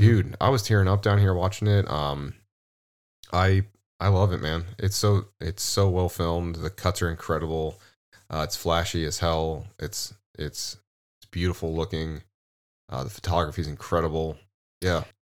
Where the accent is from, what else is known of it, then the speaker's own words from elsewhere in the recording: Midwest, United States; also born or lived in California; We're Midwest boys.